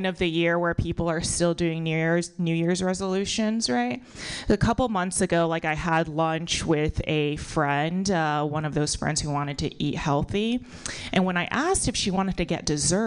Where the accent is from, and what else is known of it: United States; born or raised there